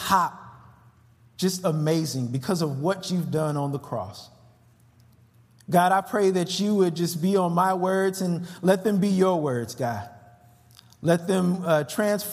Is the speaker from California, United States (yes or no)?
yes; California, United States; now in Chicago, United States; I'm from Cali